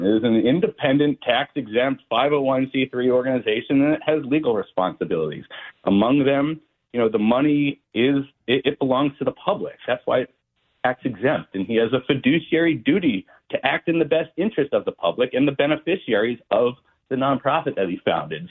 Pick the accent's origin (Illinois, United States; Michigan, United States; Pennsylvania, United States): Pennsylvania, United States; Philadelphia; now in Arizona, United States; I'm from Philadelphia originally, so I grew up an Eagles fan